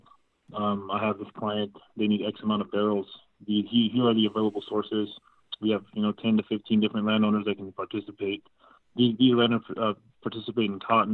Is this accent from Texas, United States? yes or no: yes; Odessa, Texas, United States; I'm from Odessa originally